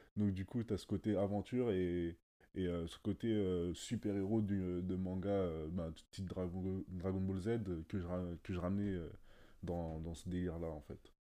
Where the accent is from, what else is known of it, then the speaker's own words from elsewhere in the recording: Sarcelles, Île-de-France, France; now in Hauts-de-Seine, France; j'ai grandi à Sarcelles et aujourd'hui j'habite dans le 9-2.